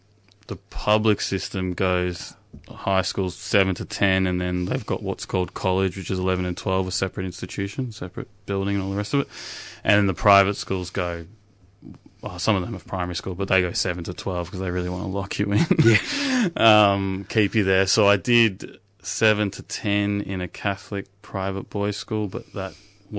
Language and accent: English; Melbourne, Victoria, Australia; also born or lived in St Albans; I was born in Melbourne.